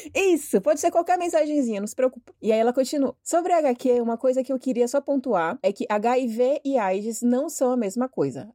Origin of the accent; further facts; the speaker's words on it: Bahia, Brazil; now in São Paulo, Brazil; eu sou baiana